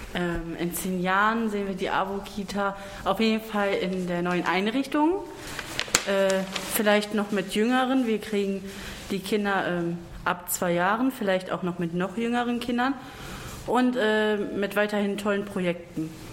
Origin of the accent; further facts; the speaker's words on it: Duisburg, North Rhine-Westphalia, Germany; komme aus Duisburg